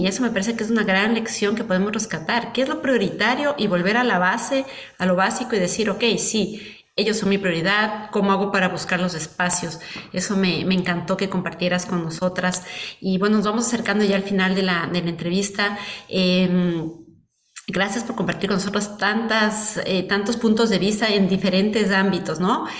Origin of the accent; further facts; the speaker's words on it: Ecuador; moved away as an adult; me fui del Ecuador hace 16 años